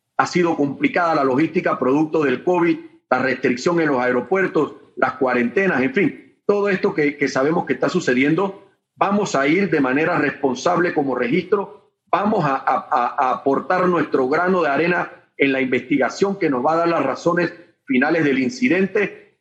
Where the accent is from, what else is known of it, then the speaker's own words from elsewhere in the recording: Panama; nosotros como panameños